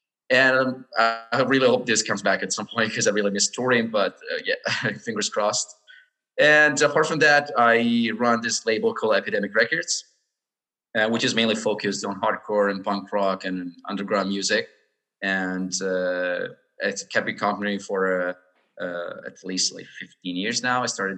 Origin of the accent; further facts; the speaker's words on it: Brescia, Lombardy, Italy; first language Italian; English is a second language; also born or lived in Verona; I was born in Brescia, Italy, 36 years ago, almost.